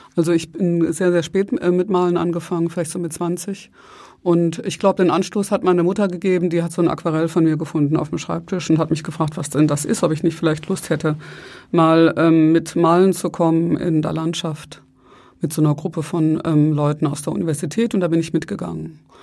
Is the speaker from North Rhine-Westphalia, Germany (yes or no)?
yes; Ruhr area, North Rhine-Westphalia, Germany; also born or lived in Breisgau / Berlin; ich bin im Ruhrgebiet aufgewachsen, mehr oder weniger seitdem ich fünf war